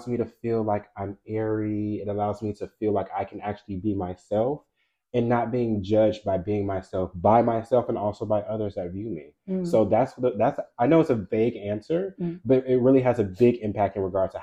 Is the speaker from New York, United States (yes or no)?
no; Tucker, Georgia, United States; I am from Tucker, Georgia.